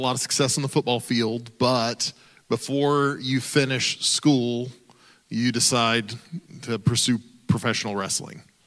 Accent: Oklahoma, United States; I grew up in Oklahoma

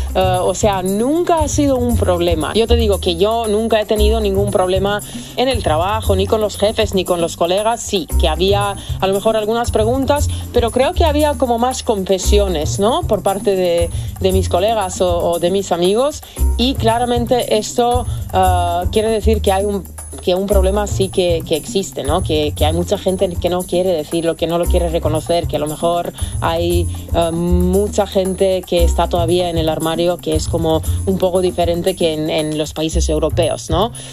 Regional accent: Serbia; moved away; yo soy de Serbia

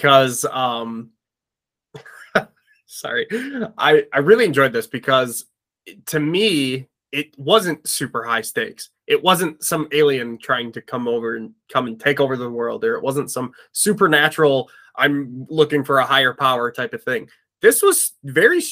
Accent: Midwest, United States; We're from the Midwest

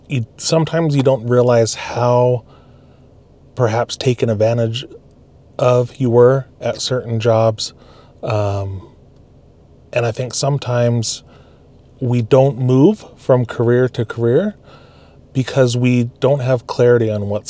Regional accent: Alaska, United States; moved away; also born or lived in California / Utah; I grew up in Alaska, spent a little bit of time in California, finished a college degree in Utah

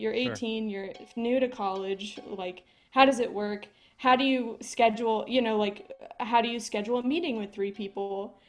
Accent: Atlanta, Georgia, United States; now in Takoma Park, United States; And I'm originally from Atlanta, Georgia.

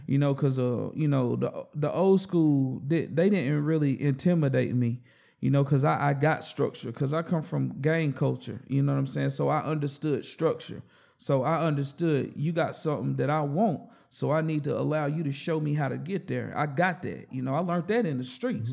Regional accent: Hickory, North Carolina, United States; also born or lived in Forest City, North Carolina / Shelby, North Carolina / Lawndale, North Carolina / Asheville, North Carolina; I'm a straight North Carolinian.

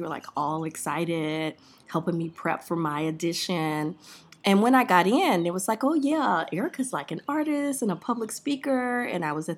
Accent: Miami, Florida, United States; I grew up in Miami, Florida, in Liberty City

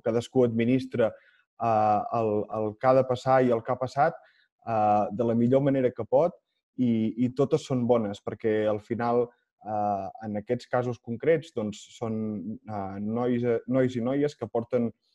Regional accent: Olot, Catalonia, Spain; sóc d'Olot

